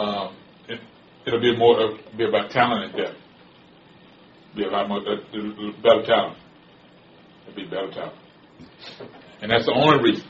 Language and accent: English; Houston, Texas, United States; I ain't from Houston, Texas. I'm from Fifth Ward, Texas